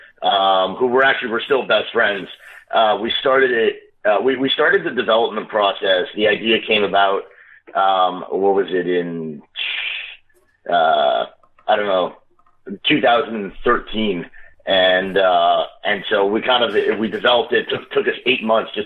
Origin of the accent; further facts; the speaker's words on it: Montreal, Quebec, Canada; moved away as an adult; also born or lived in Boston / Australia; now in Toronto, Canada; I'm originally actually from Montreal. So I grew up there. When I was 23, I moved out and I moved to Toronto.